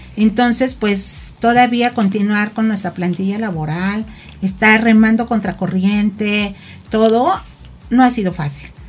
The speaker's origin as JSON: {"language": "Spanish", "town": "Tepoztlán", "region": "Morelos", "country": "Mexico", "said": "Yo vengo de un municipio que es Tepoztlán"}